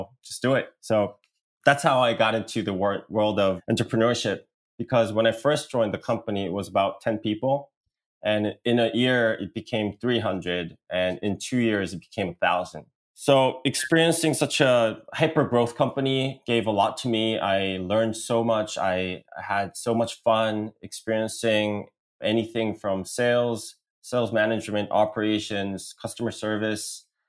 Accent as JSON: {"language": "English", "region": "Seoul", "country": "South Korea", "also_born_or_lived": "Washington, D.C., United States", "accent": "American", "second_language": "English", "said": "I am an entrepreneur from Korea. And I spent most of my life back in South Korea, especially in Seoul. But I did get some elementary school and middle school education in the States near Washington, D.C."}